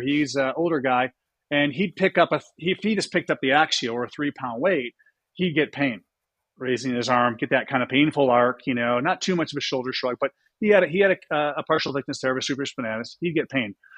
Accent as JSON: {"language": "English", "town": "Buffalo", "region": "New York", "country": "United States", "tie": "born or raised there", "also_born_or_lived": "Boston", "moved": "yes", "said": "I grew up in Buffalo, New York."}